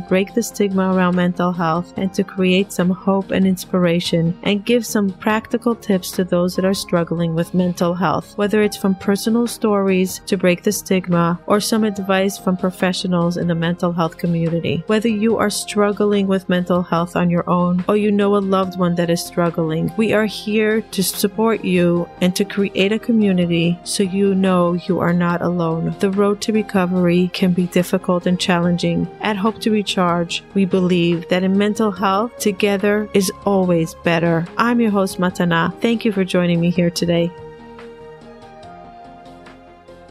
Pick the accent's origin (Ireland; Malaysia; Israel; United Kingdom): Israel; also born or lived in New York, United States; now in Florida, United States; I'm actually Israeli, moved to New York